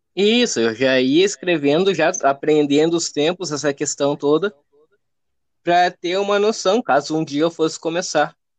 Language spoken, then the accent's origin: Portuguese; Alvorada, Rio Grande do Sul, Brazil; Alvorada do Rio Grande do Sul, a parte ali de grande é, região metropolitana de Porto Alegre.